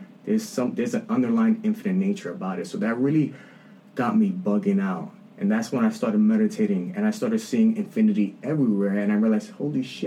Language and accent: English; New York City, New York, United States; I'm a light-skinned dude born and raised in the Bronx